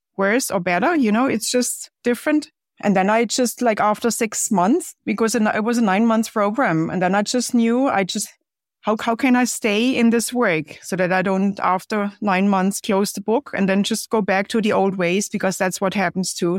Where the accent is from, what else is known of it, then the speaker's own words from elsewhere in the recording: Germany; moved away as an adult; now in United States; growing up in Germany, well, it certainly was very different compared to here